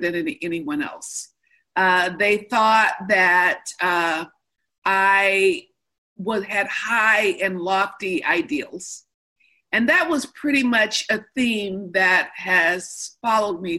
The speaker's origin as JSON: {"language": "English", "region": "Midwest", "country": "United States", "also_born_or_lived": "Chicago", "moved": "yes", "lives_now": "California, United States", "said": "I'm from the Midwest"}